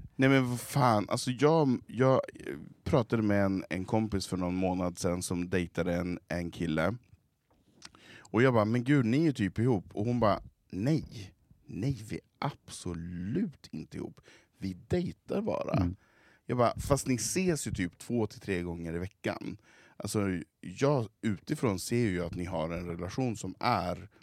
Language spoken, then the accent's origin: Swedish; Svedjan, Sweden; hemma i Svedjan